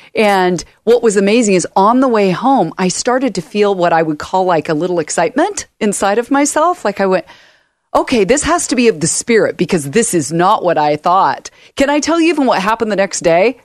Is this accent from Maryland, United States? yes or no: no; Portland, Oregon, United States; also born or lived in Oakland, California; I was born in Oakland, California, moved up here to Portland when I was ten